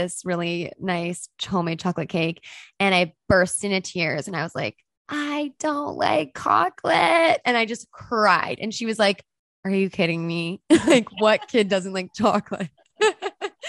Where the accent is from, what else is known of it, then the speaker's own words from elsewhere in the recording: Canada; as a Canadian